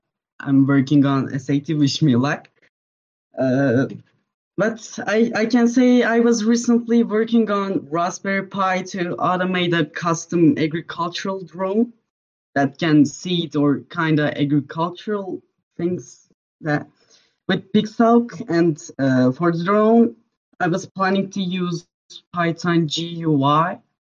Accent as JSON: {"language": "English", "country": "Turkey", "said": "from Turkey. I will be 17 in a few months."}